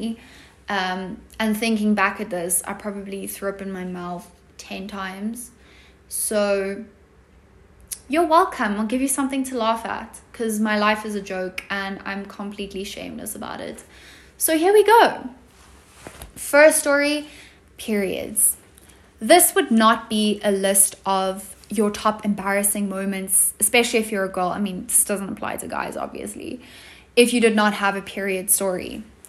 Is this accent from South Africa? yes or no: yes; South Africa; accent: South African; I'm 16 and I live in South Africa, as you probably can have deduced from my accent.